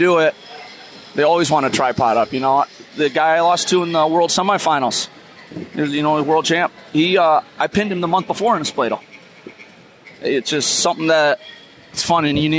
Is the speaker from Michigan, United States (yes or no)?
yes; Michigan, United States; born or raised there